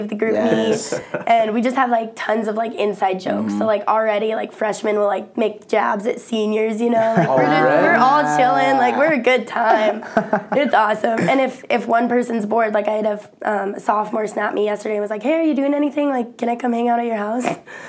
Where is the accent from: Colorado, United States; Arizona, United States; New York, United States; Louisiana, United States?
Colorado, United States; Evergreen; moved away as an adult; also born or lived in Arkansas / Iowa; now in Ames, United States; I'm from Colorado. Okay. Evergreen, Colorado.